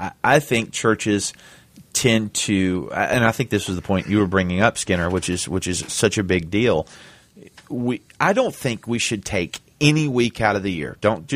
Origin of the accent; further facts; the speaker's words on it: United States; I was born in America, but we're not first and foremost Americans.